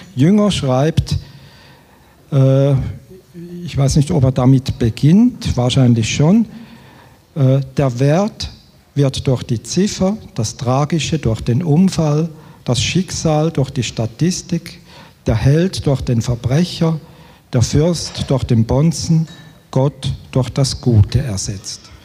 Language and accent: German; Switzerland; Als Schweizer